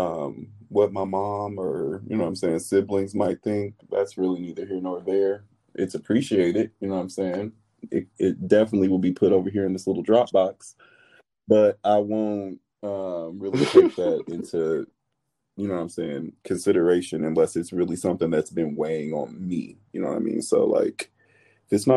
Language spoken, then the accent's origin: English; Indianapolis, Indiana, United States; now in Los Angeles, United States; I'm a transplant in Los Angeles, but I'm definitely from the Midwest, Indianapolis